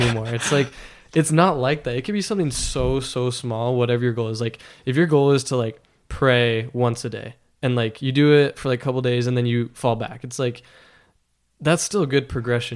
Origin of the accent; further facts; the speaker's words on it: Las Vegas, Nevada, United States; moved away as an adult; now in Logan, United States; I grew up in Las Vegas